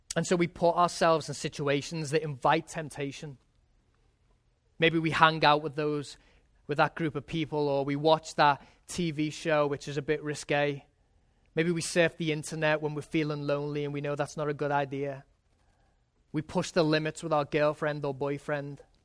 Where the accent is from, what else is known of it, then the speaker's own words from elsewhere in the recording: England, United Kingdom; moved away; when I was growing up in England